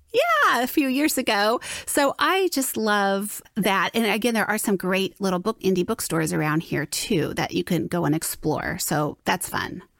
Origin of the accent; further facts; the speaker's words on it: Southern California, United States; moved away as an adult; also born or lived in Florida; now in Saint Louis, United States; I was born and raised in Southern California, as was my husband